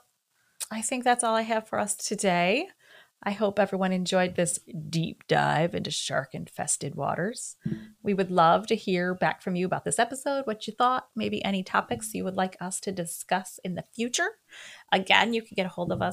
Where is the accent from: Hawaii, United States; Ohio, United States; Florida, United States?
Florida, United States; I'm a Florida girl